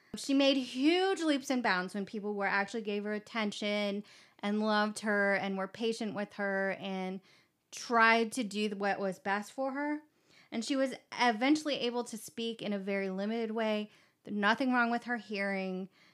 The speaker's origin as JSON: {"language": "English", "region": "Kentucky", "country": "United States", "tie": "born or raised there", "said": "I was born in Kentucky"}